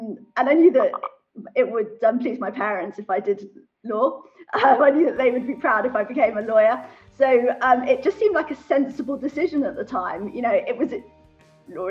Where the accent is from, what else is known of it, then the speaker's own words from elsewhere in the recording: London, United Kingdom; moved away as an adult; also born or lived in Switzerland; I'm originally from London, North London. Went to all girls school in North London, North London Collegiate School